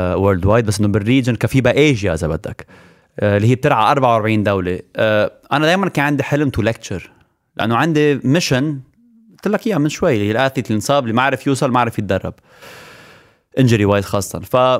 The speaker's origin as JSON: {"language": "Arabic", "country": "Lebanon", "moved": "as an adult", "said": "انا لبناني 100%"}